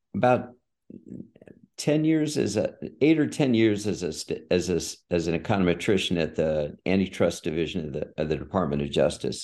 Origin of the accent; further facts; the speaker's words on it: San Diego, California, United States; moved away as an adult; I grew up in San Diego.